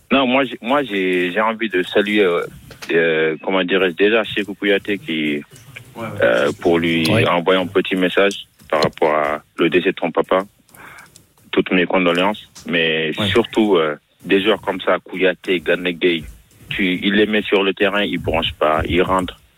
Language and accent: French; Marseille, Provence-Alpes-Côte d'Azur, France; Moi, je suis Marseillais.